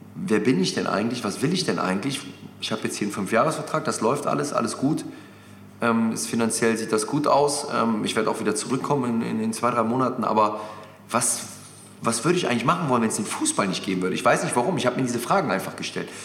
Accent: Mönchengladbach, North Rhine-Westphalia, Germany; moved away as an adult; now in Hamburg, Germany; Gladbach ist meine Heimat

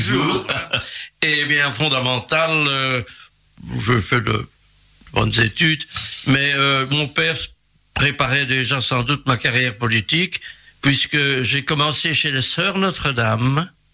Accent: Charleroi, Wallonia, Belgium; un pur Carolo. Je suis né à Charleroi, exactement à Marchienne-au-Pont.

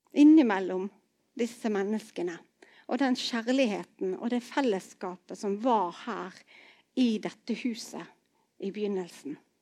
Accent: Bergen, Vestland, Norway; also born or lived in Arna; jeg vokste opp i Betel i Bergen

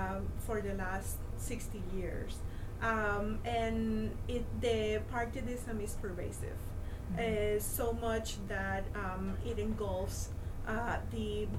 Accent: East Coast, United States; now in Puerto Rico; I am from the East Coast.

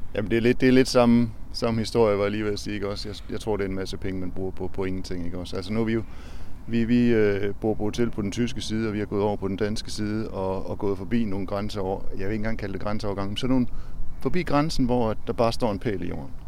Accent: Aarhus, Central Denmark Region, Denmark; Vi kommer fra Aarhus

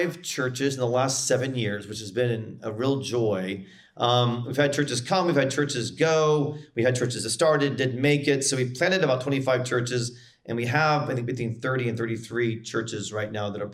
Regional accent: United States; as an American

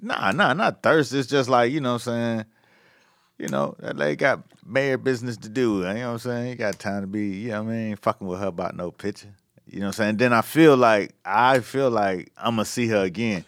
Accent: Miami Gardens, Florida, United States; the mayor of my hometown, you know what I'm saying, of Miami Gardens

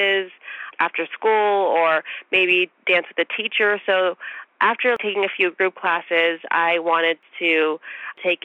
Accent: Bay Area, California, United States; I was born in the Bay Area

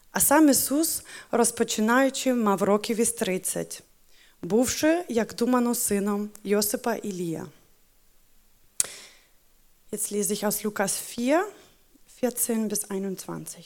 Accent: Ukraine; first language Ukrainian; German is a second language; meine Muttersprache ist Ukrainisch, genau, aber äh, tatsächlich meine Herzenssprache ist schon seit 13 Jahren Deutsch geworden.

